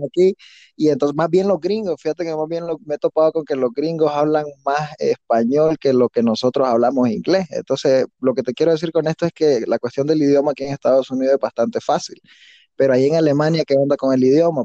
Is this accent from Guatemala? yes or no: no; a town in the north of Nicaragua, Segovia area, northern Nicaragua, Nicaragua; yo soy de un pueblo en el norte de Nicaragua, en, en a de Segovia